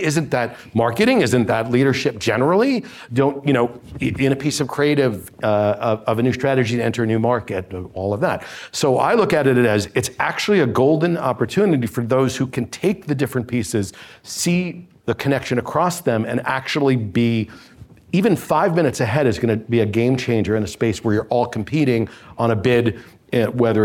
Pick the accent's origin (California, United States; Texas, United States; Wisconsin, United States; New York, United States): New York, United States; New York City; I'm from Brooklyn